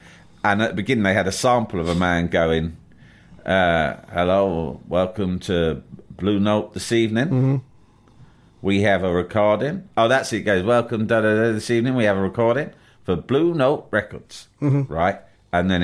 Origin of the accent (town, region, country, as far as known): London, United Kingdom